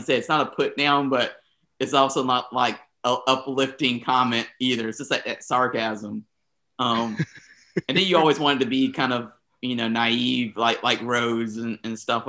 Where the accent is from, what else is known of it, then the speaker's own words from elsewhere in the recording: the South, United States; I was from the South